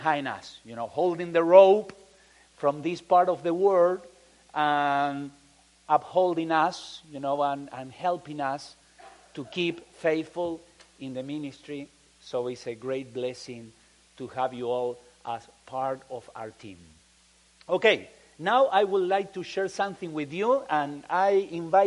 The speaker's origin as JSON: {"language": "English", "country": "Argentina", "also_born_or_lived": "Chile / Mexico", "second_language": "English", "moved": "as an adult", "lives_now": "Peru", "said": "We are from Argentina. We left Argentina in 1982 to be missionaries first in Chile. Then we moved to Mexico, and now we are in Peru for almost 27 years."}